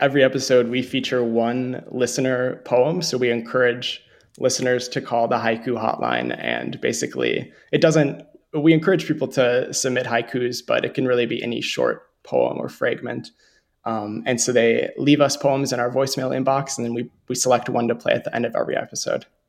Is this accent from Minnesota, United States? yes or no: yes; Montevideo, Minnesota, United States; growing up in Montevideo, Minnesota